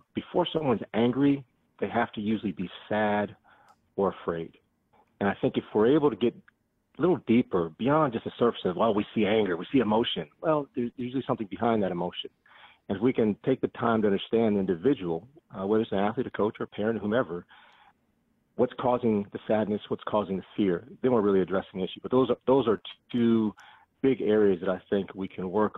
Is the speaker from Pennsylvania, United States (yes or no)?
no; Seattle, Washington, United States; moved away as an adult; also born or lived in Southern California / Davis, California; growing up in Seattle, it's wet, it's raining most of the time, overcast